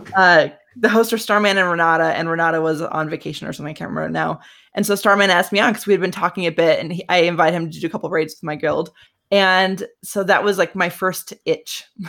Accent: Colorado, United States; I am from Colorado, over in the States

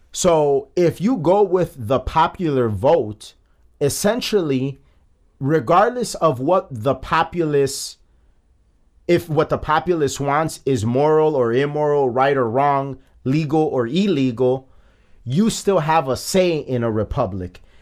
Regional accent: Chicago, Illinois, United States; I am from the Gage Park neighborhood of Chicago

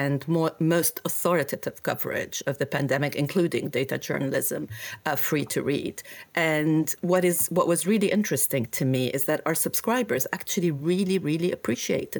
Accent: Beirut, Beirut Governorate, Lebanon; moved away as an adult; also born or lived in United States; now in London, United Kingdom; I grew up in Beirut

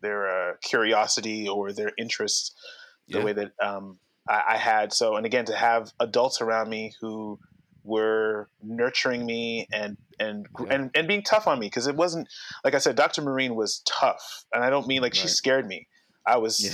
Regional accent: Toronto, Ontario, Canada; I was from Scarborough

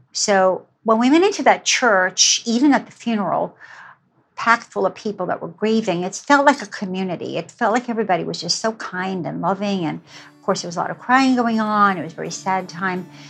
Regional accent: New York City, New York, United States; also born or lived in Germany; I grew up in New York City

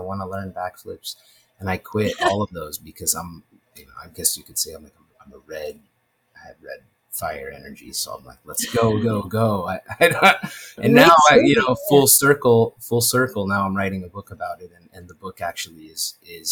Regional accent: Los Angeles, California, United States; also born or lived in New York / Santa Barbara / Simi Valley; I'm from the San Fernando Valley, so from Los Angeles area, greater LA, and I grew up, I went to school in Bel Air and Los Angeles and Mulholland, all these places I lived

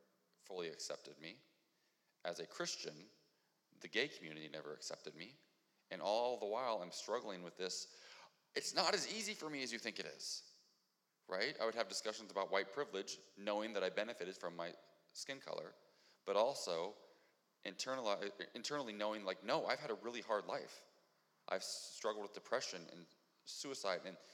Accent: Ohio, United States; moved away; I'm from Ohio.

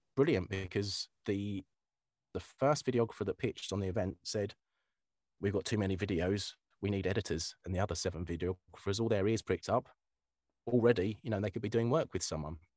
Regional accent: Kent, South East England, United Kingdom; I'm from Kent

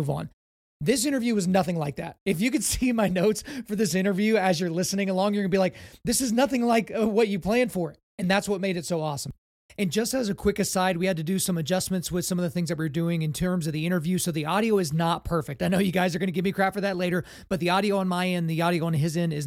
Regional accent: Lawton, Oklahoma, United States; I grew up in Lawton, Fort Sill

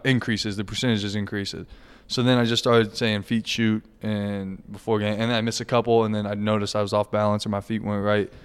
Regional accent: near Lawrence, Kansas, United States; moved away as an adult; I'm six miles from Lawrence. ten minute drive to K U.

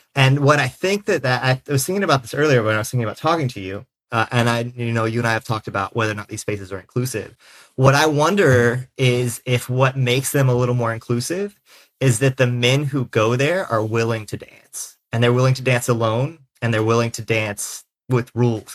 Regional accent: South Carolina, United States; now in Philadelphia, United States; I'm a sixth-generation Carolinian

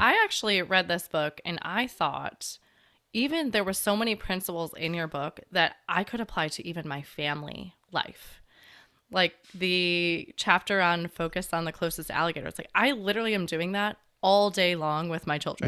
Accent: Chicago, Illinois, United States; moved away as an adult; I grew up in Chicago

